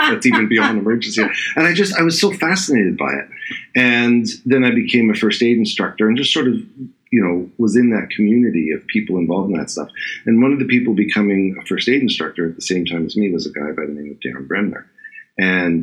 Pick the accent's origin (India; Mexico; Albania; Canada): Canada; Toronto, Ontario; moved away as an adult; now in Australia; Canadian originally, born and bred in Toronto, Ontario, in Canada